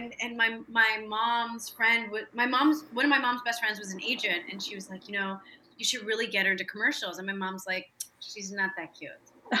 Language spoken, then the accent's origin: English; Chicago, Illinois, United States; Especially when I go back home, I talk like a total Chicagoan. But yeah. They're still there. They love it there. And born and raised in Chicago.